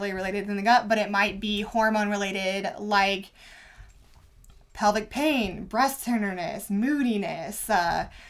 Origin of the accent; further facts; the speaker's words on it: Indiana, United States; I grew up in Indiana.